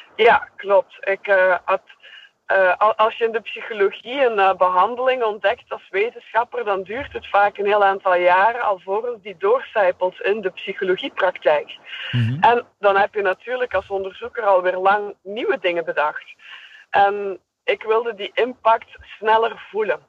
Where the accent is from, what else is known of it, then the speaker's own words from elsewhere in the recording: Belgium; accent: Belgian; ik ben een Belgische